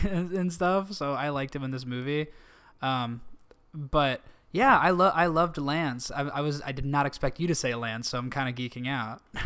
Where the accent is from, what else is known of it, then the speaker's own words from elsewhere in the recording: Canton, Illinois, United States; moved away as an adult; now in Los Angeles, United States; my hometown, Canton